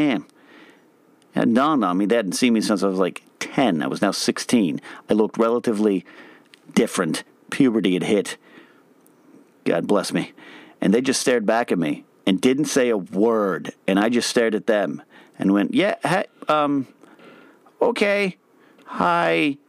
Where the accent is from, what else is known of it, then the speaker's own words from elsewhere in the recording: United States; I'm an American with a dumb American mouth